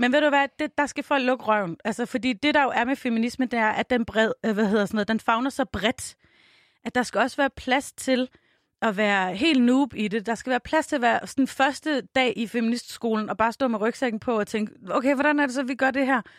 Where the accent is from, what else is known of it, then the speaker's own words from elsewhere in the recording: Tønder, Southern Denmark, Denmark; moved away as an adult; also born or lived in Varde; now in Copenhagen, Denmark; da jeg flyttede til København i to tusind og otte, så jeg kommer fra Tønder